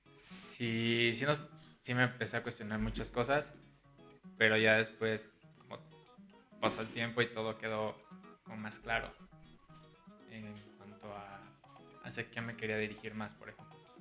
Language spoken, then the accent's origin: Spanish; Guadalajara, Jalisco, Mexico; moved away as an adult; now in Mexico City, Mexico; Soy de Guadalajara, Jalisco. Tengo 25 años. Llevo ya prácticamente 5 años viviendo aquí en la Ciudad de México.